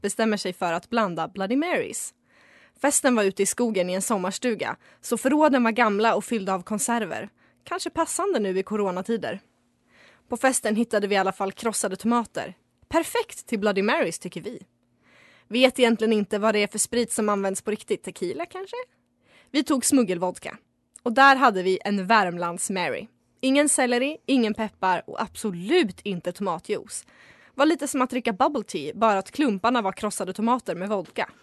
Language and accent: Swedish; Västerås, Västmanland, Sweden; also born or lived in Falun / Stockholm; jag var från Västerås